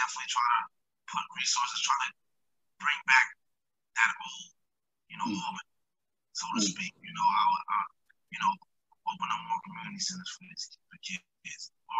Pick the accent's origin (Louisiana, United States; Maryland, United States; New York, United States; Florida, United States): New York, United States; Albany; You know, definitely growing up around College Street. You know, I grew up around Z Block, so it prepared me for adulthood in a different way